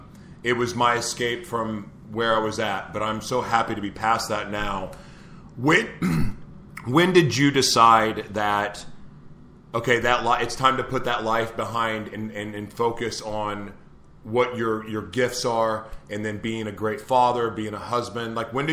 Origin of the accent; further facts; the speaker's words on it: Oklahoma, United States; I'm from Oklahoma, but a redneck part of the world